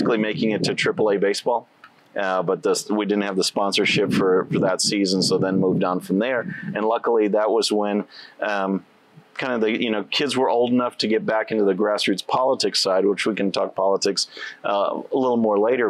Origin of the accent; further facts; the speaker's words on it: Victoria, Texas, United States; also born or lived in Chicago area, Illinois / Edna, Texas; High school, my hometown, I consider Victoria, Texas. So we moved from Chicago area to Edna, Texas.